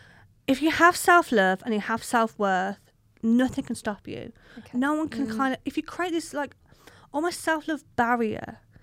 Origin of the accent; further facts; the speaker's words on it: Birmingham, West Midlands, United Kingdom; accent: Brummie; I'm a Brummie.